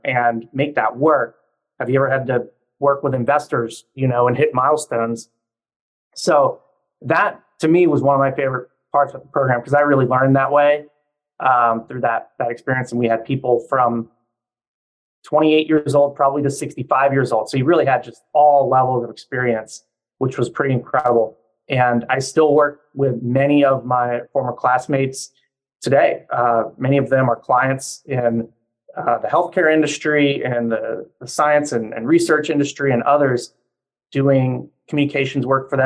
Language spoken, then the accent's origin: English; Louisiana, United States; moved away as an adult; now in Washington, D.C., United States; I'm originally from Louisiana, but moved up to the Washington area for school and then stayed working here